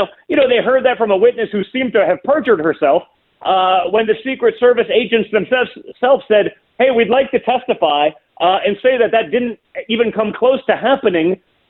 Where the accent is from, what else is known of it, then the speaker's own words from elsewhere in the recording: New York, United States; You know, don't forget, I was from New York, even though I'm a lifelong conservative. I was from New York.